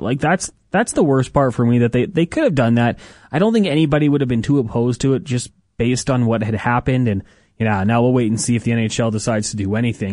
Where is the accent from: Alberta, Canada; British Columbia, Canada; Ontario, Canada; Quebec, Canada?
Alberta, Canada; Edmonton; I grew up in Edmonton. I was an Oilers fan my whole life